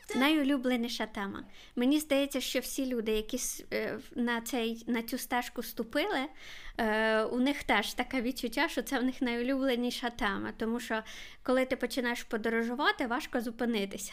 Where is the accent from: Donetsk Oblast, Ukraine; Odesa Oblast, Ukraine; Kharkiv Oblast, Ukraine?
Kharkiv Oblast, Ukraine; Kharkiv; я з Харкова